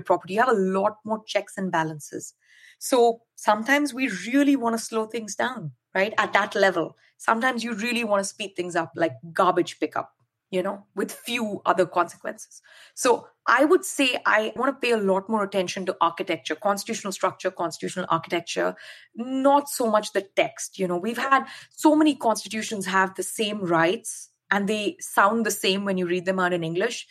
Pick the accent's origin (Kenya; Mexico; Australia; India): India; now in United States; I grew up in India and, you know, I speak multiple Indian languages